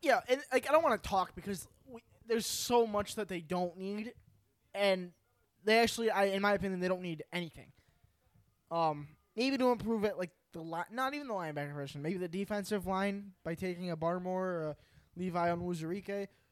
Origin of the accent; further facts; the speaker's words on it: New York, United States; We're from New York.